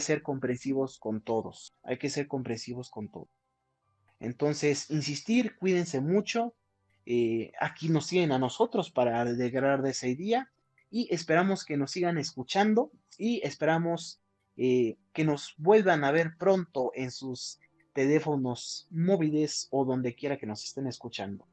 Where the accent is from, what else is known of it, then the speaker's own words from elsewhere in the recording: Huauchinango, Puebla, Mexico; moved away as an adult; now in Cuautlancingo, Mexico; Yo soy de Huachinango, de la Sierra Norte de Puebla, pero estoy viviendo en la capital